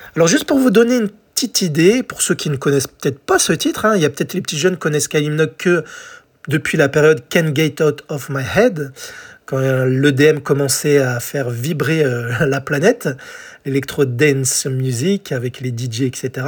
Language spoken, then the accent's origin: French; France; chez nous en France